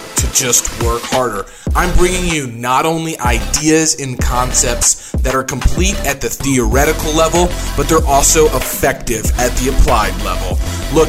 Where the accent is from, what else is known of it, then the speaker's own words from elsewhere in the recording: Jefferson City, Missouri, United States; I grew up in Jeff City